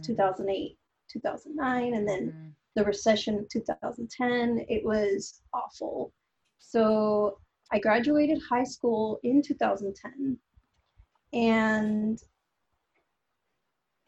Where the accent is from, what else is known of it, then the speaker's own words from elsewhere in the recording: Los Angeles, California, United States; I was born and raised in Los Angeles to a Central American family